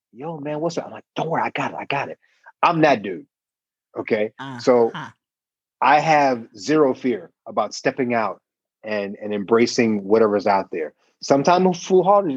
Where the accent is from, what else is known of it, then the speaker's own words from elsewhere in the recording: Dayton, Ohio, United States; I grew up in the Midwest. I'm from Dayton, Ohio